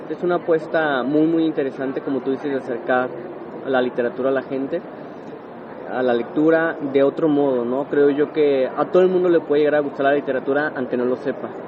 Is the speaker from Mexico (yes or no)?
yes; Guadalajara, Jalisco, Mexico; justamente nací en Guadalajara hace 31 años. Aquí he vivido toda mi vida afortunadamente y contento y orgulloso